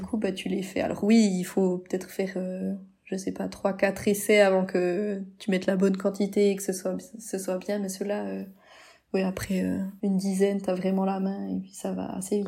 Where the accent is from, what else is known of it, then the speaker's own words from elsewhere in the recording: Switzerland; on vient de la Suisse